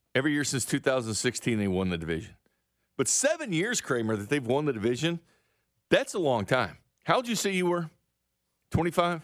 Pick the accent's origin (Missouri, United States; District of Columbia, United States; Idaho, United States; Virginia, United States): Missouri, United States; I'm from the Show Me State